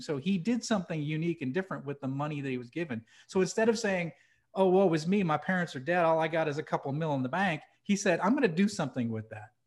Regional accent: New Hampshire, United States; moved away; I grew up in New Hampshire.

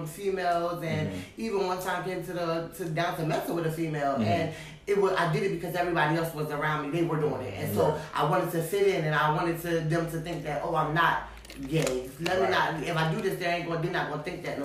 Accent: New Jersey, United States; moved away; I moved away from Jersey

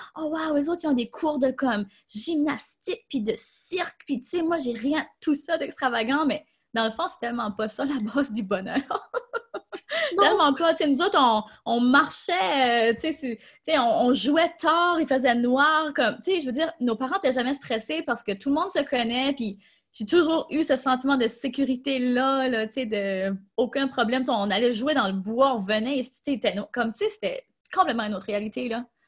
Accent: Tracadie, New Brunswick, Canada; je suis acadienne, je viens du Nouveau-Brunswick, donc très petite ville au Nouveau-Brunswick.

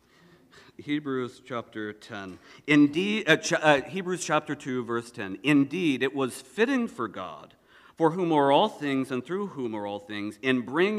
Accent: the South, United States; I'm from the South

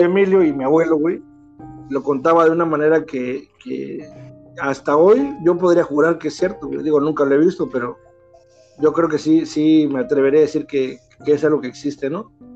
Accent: Candelaria, Mexico; somos de Candelaria

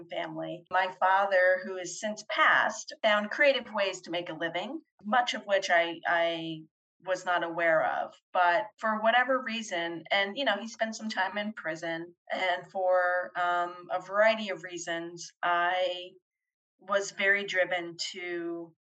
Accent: Belleville, New Jersey, United States; also born or lived in London; now in Florida, United States; I grew up outside of Newark, New Jersey, and at the time it was a town called Belleville

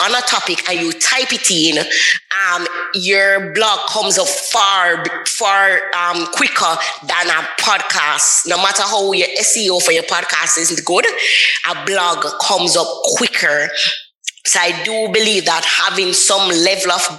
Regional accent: Jamaica; I'm from Jamaica. So sometimes the patois come out and the accent come out

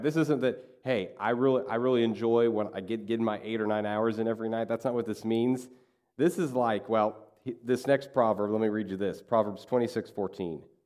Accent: Kansas, United States; when I grew up in Kansas, we had a lot of farmers in our community

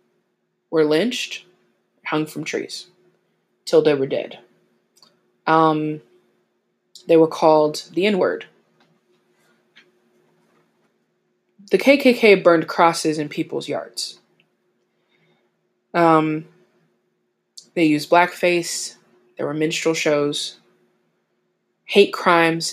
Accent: Tennessee, United States; I hail from Old Country, Tennessee

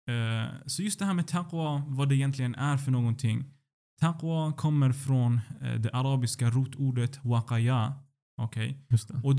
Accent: Sweden; Att jag är född och uppvuxen eh, i Sverige.

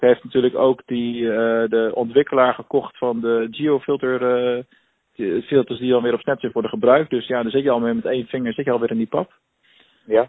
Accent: Rotterdam, South Holland, Netherlands; moved away; iets Rotterdams. Hè, ik bedoel, uh, ik kom er zelf ook vandaan

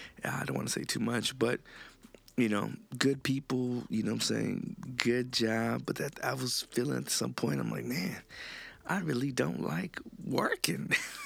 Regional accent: Honduras; And motherfuckers just looking at me like, no, nigga, I'm from Honduras.

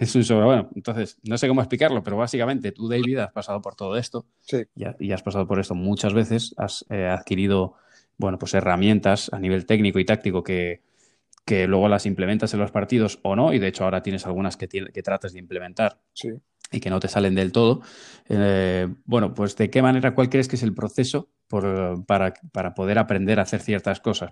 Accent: Spain; somos españoles

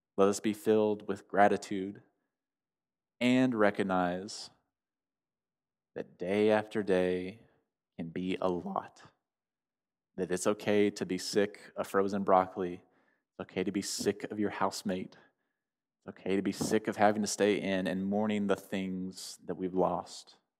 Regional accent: United States; me as an American

